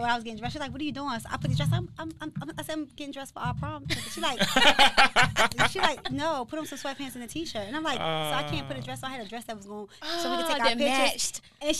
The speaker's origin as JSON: {"language": "English", "town": "Baltimore", "region": "Maryland", "country": "United States", "tie": "born or raised there", "said": "I went to Milford Mill Academy in Baltimore. I'm from Baltimore, but it's a county school. And I moved from the city to the county because I was fighting in the city and I was getting in trouble."}